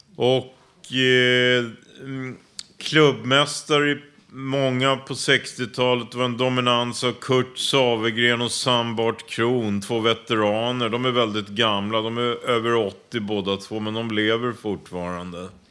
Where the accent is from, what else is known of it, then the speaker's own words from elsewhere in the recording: Stockholm, Stockholm County, Sweden; Jag är uppvuxen i Rågsved